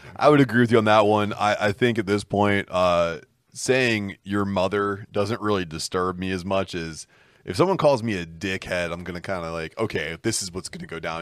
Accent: Pittsburgh, Pennsylvania, United States; we're from Pittsburgh

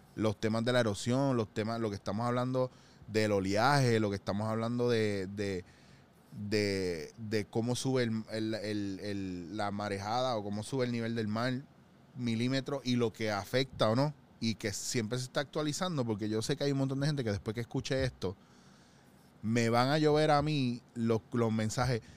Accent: Puerto Rico; Nosotros como puertorriqueños y como isleños

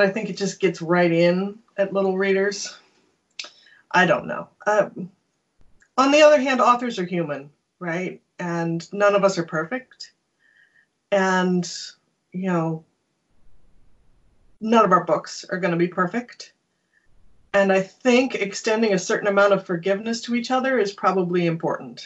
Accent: Nebraska, United States; moved away as an adult; also born or lived in South Dakota / Omaha, Nebraska; now in Kitchener-Waterloo, Canada; I'm from Nebraska, South Dakota.

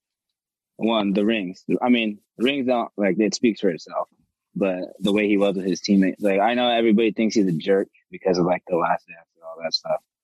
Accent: Gardena, California, United States; I'm from Gardena, California, but generally I'll just say

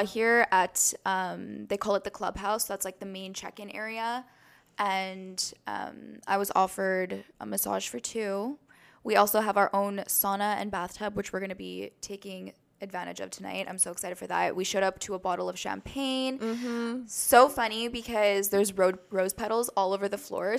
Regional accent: Canada; We're proud Canadians

